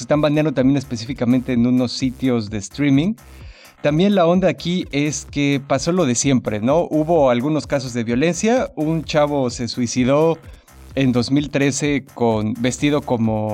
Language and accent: Spanish; Mexico City, Mexico; como buen ñoño chilango ahí me la vivía